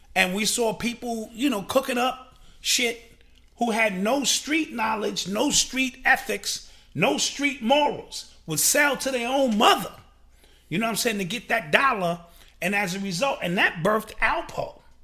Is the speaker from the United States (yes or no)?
yes; New York City, New York, United States; the era in which I grew up in New York City